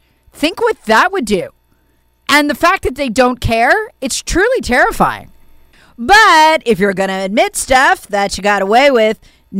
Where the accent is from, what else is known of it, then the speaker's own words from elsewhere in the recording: South Carolina, United States; Representative Jim Clyburn from my home state of South Carolina